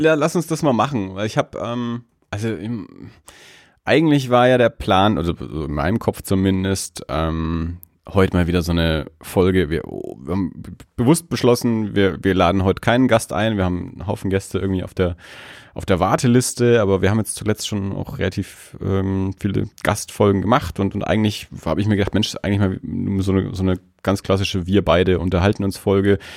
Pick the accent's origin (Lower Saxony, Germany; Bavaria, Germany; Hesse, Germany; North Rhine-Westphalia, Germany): Bavaria, Germany; Erlangen; ich bin ja nun mal in Erlangen aufgewachsen